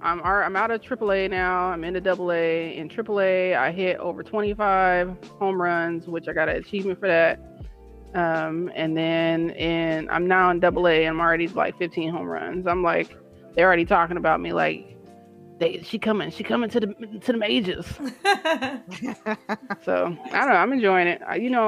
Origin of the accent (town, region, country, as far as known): Pasadena, California, United States; born or raised there